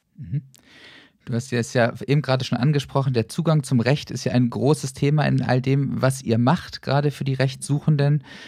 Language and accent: German; Northern Germany, Germany; moved away; ich komme ursprünglich aus dem Norden, mag Bremerhaven sehr, sehr gern